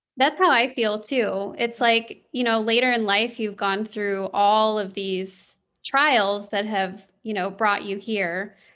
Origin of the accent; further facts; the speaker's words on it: Kansas City, Missouri, United States; I grew up in the Midwest. I grew up in the Kansas City area